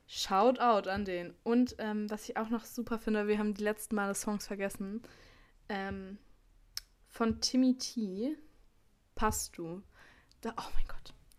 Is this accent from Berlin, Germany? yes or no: yes; Berlin, Germany; ich komme zwar aus Berlin